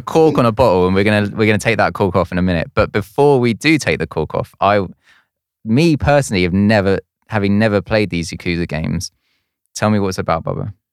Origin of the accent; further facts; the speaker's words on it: Woking, South East England, United Kingdom; moved away; I'm originally from Woking in Surrey